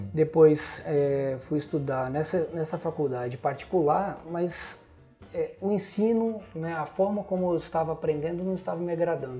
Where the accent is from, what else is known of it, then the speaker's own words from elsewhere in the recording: Venda Nova do Imigrante, Espírito Santo, Brazil; Nasci legal. em Venda Nova